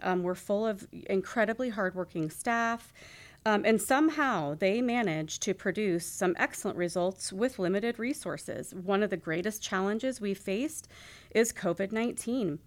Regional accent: Skagway, Alaska, United States; I truly had a wonderful childhood growing up in Skagway

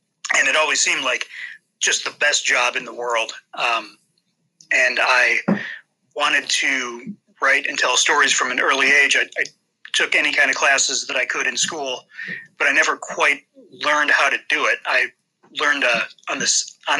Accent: Toledo, Ohio, United States; I was born and raised in Toledo, Ohio.

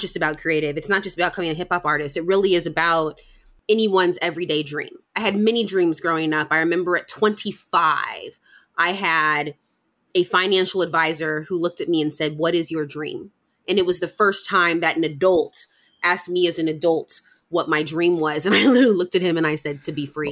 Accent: United States; a Black American person

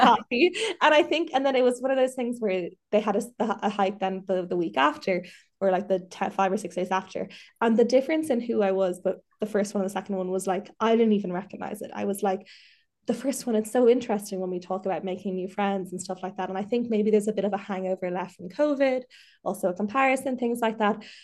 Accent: Dublin, Leinster, Ireland; also born or lived in Mayo; I'm from Dublin, but I lived in Mayo for the last year and a half. I've just moved back

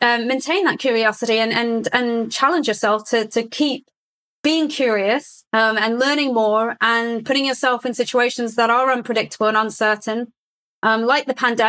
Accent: Saudi Arabia; I grew up in Saudi Arabia, for example. My values were based on my ecosystem at the time, but since then I've lived in several different geographies.

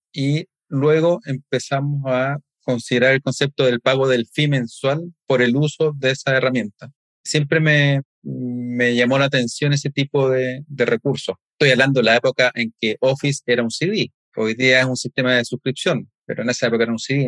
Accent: Chile; en mi país, en Chile

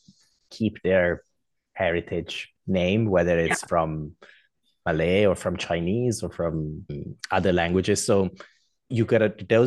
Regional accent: Perugia, Umbria, Italy; English is a second language; moved away as an adult; also born or lived in Vancouver, Canada; now in Singapore; I was born in, I would say, for global standards, small town, for Italian standards, is considered a city called Perugia

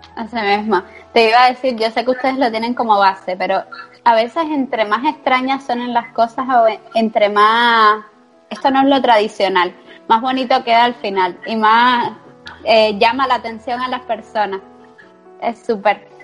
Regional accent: Cuba; now in Spain

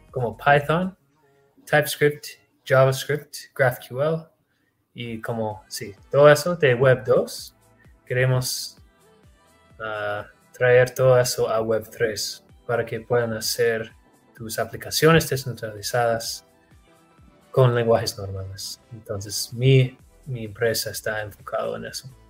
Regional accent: Texas, United States; Sí, de los Estados Unidos, en Texas.

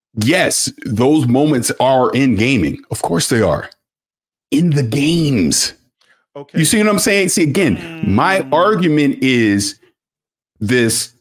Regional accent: St. Petersburg, Florida, United States; now in San Diego, United States; I'm from St. Petersburg, Florida

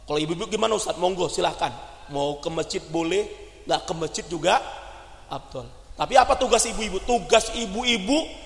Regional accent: Aceh, Indonesia; jadi di Sumatera itu kan karena saya dari Aceh

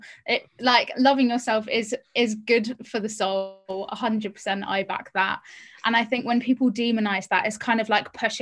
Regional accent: Cornwall, South West England, United Kingdom; moved away as an adult; I grew up in Cornwall

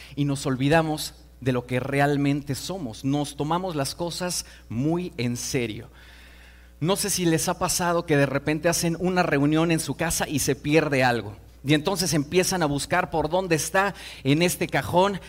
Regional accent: Mexico City, Mexico; vengo de Iztapalapa

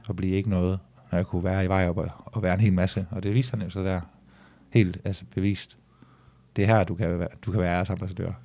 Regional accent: Vejrup, Southern Denmark, Denmark; also born or lived in Esbjerg; grunden til, at jeg har boet i vej op, var fordi, at, øh, at det var billigt at få hus derude

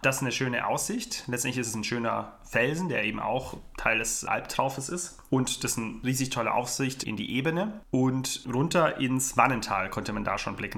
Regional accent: Ravensburg, Baden-Württemberg, Germany; bei uns in meiner Heimat in Ravensburg.

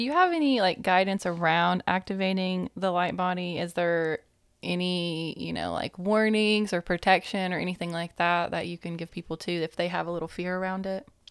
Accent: East Tennessee, United States; I was raised more around Christianity because, you know, East Tennessee.

